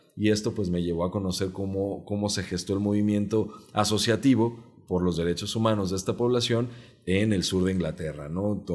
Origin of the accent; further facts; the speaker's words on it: Jalisco, Mexico; first language Mexican Sign Language; Spanish is a second language; de la comunidad sorda del estado de Jalisco crecí en el seno de una familia de activistas